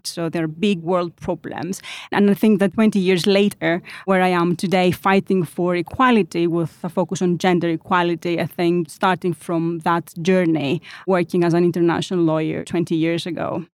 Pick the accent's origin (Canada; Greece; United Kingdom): Greece; now in Switzerland; I'm from Greece